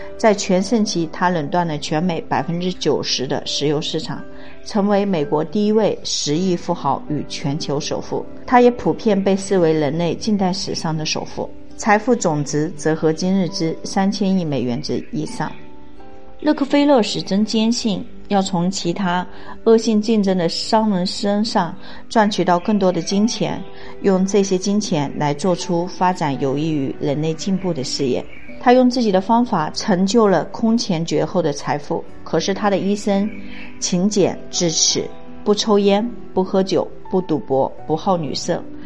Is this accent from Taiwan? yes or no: no; China; 我们中国人